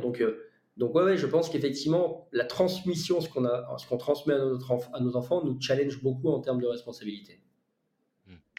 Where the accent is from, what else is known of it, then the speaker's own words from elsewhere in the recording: Lyon, Auvergne-Rhône-Alpes, France; j'ai grandi à Lyon également